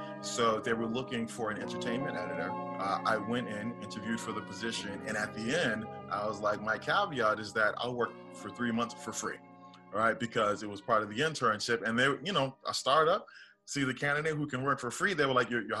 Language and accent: English; Boston, Massachusetts, United States; So I'm originally from Boston